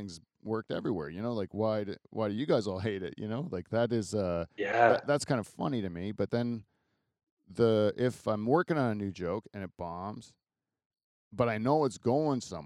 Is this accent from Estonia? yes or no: no; Delhi, Ontario, Canada; I'm from Delhi